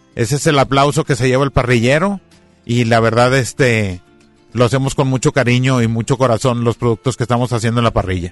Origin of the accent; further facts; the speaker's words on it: Monterrey, Nuevo León, Mexico; somos carnívoros y somos de Monterrey